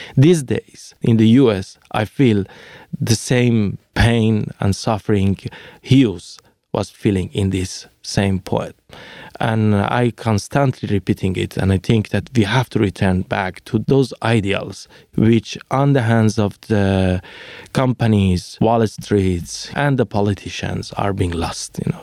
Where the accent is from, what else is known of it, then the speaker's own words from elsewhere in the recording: Iran; English is a second language; moved away as an adult; also born or lived in Finland; now in Mexico; when they are asking me, "Where are you from?" and I was telling that I am Iranian